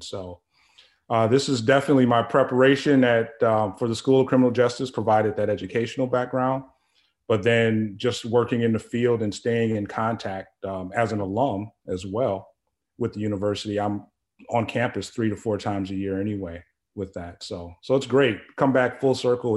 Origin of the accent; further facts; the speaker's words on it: Chicago, Illinois, United States; moved away; I'm originally from Chicago, and it's just a short drive. My family is still in the area.